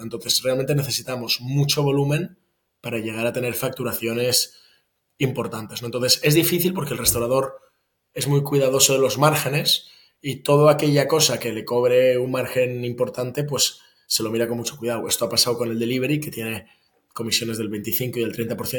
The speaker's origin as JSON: {"language": "Spanish", "town": "Barcelona", "region": "Catalonia", "country": "Spain", "tie": "born or raised there", "moved": "as an adult", "said": "Yo vivo en Barcelona. Estuve unos años fuera, pero, pero desde el 2017 ya estoy de vuelta eh, en Barcelona, que es mi ciudad natal"}